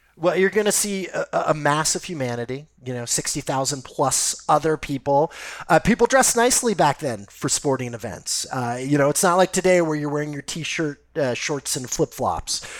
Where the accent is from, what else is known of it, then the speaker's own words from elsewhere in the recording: Los Angeles, California, United States; I grew up in Los Angeles